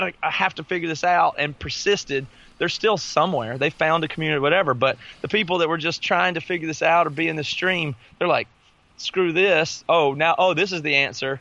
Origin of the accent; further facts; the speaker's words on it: the South, United States; I grew up in the South.